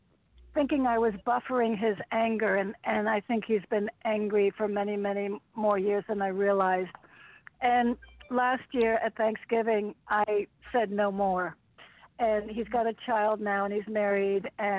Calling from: Connecticut, United States; … from Connecticut.

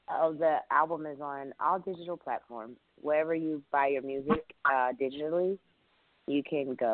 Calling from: Los Angeles, California, United States; I'm calling from Los Angeles, California.

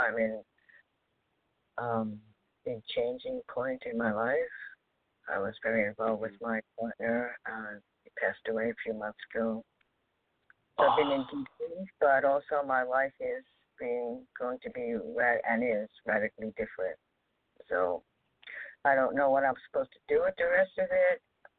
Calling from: New York, United States; in New York.

